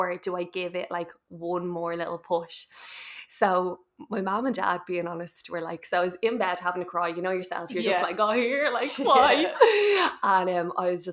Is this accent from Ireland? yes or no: yes; Dublin, Leinster, Ireland; now in Swords, Ireland; I'm from Carpentersdown, we moved over to Swords